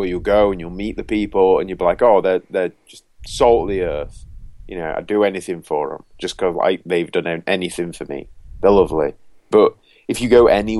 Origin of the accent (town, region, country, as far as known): Yorkshire and the Humber, United Kingdom